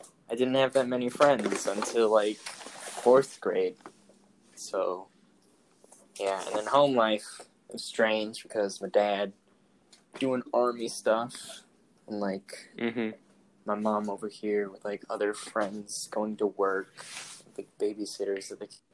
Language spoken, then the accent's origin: English; Edmond, Oklahoma, United States; I was from Oklahoma, born and raised.